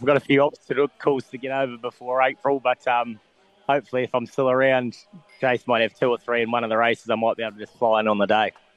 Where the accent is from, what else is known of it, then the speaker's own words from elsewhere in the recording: New Zealand; now in Australia; growing up in New Zealand